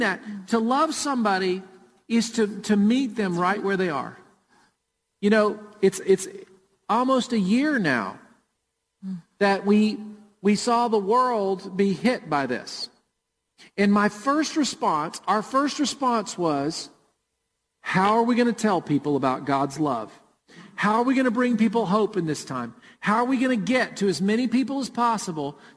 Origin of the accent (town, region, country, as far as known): Murfreesboro, Tennessee, United States; born or raised there